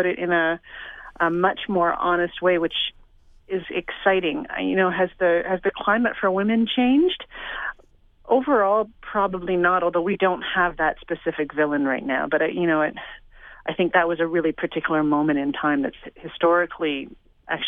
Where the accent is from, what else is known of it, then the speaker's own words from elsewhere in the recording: Toronto, Ontario, Canada; I grew up in Toronto exactly through those years